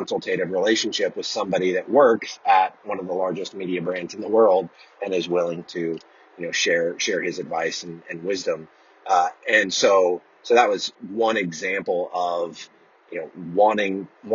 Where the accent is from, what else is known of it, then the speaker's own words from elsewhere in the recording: Oklahoma, United States; also born or lived in Central Florida; now in Florida, United States; I grew up in Oklahoma